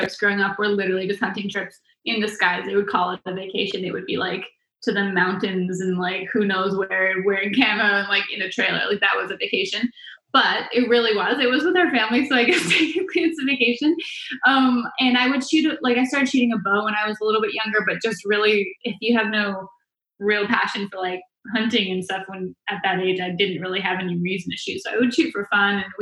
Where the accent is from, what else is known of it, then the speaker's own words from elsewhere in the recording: Vancouver Island, British Columbia, Canada; moved away as an adult; now in United States; Born and raised in Vancouver Island